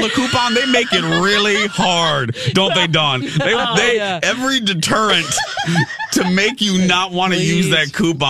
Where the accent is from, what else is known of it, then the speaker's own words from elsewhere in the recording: Indiana, United States; now in Minnesota, United States; because I'm from Indiana